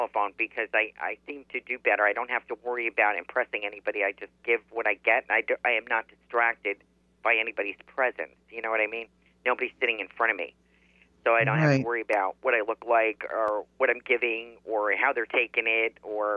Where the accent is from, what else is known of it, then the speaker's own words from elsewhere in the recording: Yonkers, New York, United States; also born or lived in New Jersey / Pennsylvania; now in Florida, United States; I was born in New York State, actually, in Yonkers, New York, and spent 12 years in New Jersey